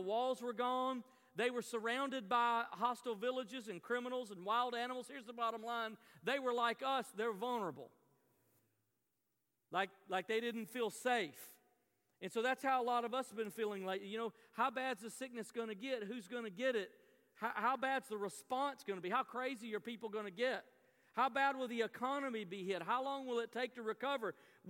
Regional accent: the South, United States; I grew up in the South, and telling a Southern extrovert you can't hug people anymore is like telling me not to breathe.

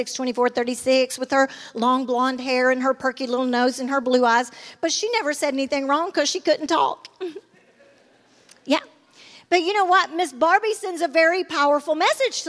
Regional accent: Sylacauga, Alabama, United States; also born or lived in Birmingham, Alabama; I was raised in Sylacauga, and then we came to Birmingham where my Nana lived

